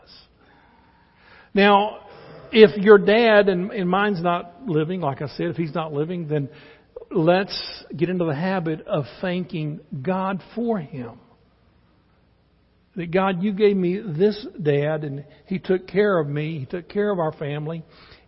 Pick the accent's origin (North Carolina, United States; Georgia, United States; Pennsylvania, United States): North Carolina, United States; Charlotte; We're from North Carolina, lived in Charlotte, born and raised there